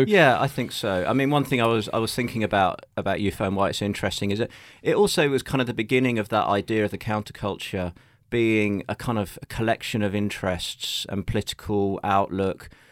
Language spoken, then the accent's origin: English; London, United Kingdom; I am a Londoner. Yeah, in fact, I have only ever lived within the M25